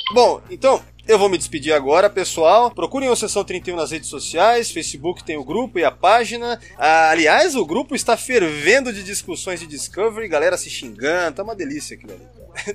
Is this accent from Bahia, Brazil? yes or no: no; São Paulo, Brazil; nasci em São Paulo também, morei quase a vida inteira lá